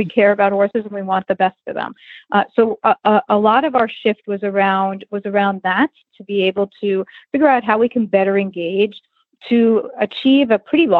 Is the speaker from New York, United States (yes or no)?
yes; New York, United States; I grew up in New York and rode hunter jumpers as a kid